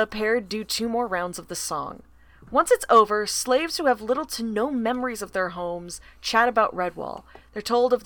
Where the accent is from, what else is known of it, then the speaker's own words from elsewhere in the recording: the South, United States; I'm from the South